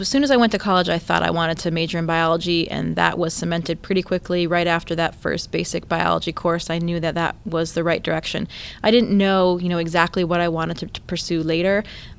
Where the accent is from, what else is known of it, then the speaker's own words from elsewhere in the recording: Caribou, Maine, United States; Yeah, Caribou is actually the northeasternmost city in the U.S.